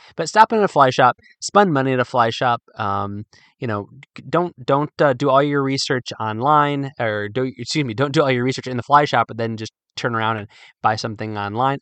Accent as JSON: {"language": "English", "region": "Midwest", "country": "United States", "also_born_or_lived": "Virginia", "moved": "yes", "said": "although I'm from the Midwest, Virginia is home"}